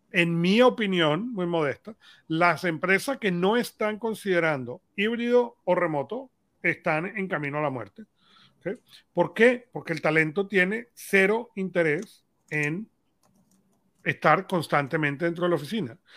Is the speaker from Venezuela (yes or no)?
yes; Venezuela; somos venezolanos